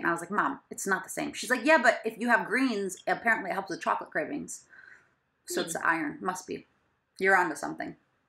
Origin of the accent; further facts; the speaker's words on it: Michigan, United States; now in New York City, United States; because I'm from Michigan.